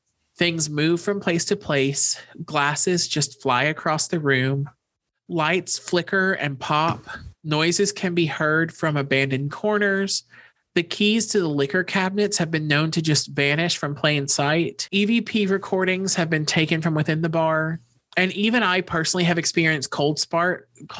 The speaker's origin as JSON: {"language": "English", "region": "Texas", "country": "United States", "said": "Texans are taught things like this"}